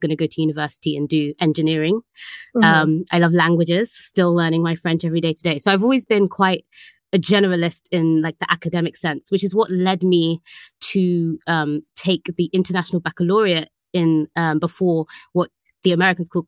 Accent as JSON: {"language": "English", "region": "London", "country": "United Kingdom", "tie": "born or raised there", "said": "I am from London in the UK. That's where I was born. And Northwest London area, for anyone who knows, is where I grew up"}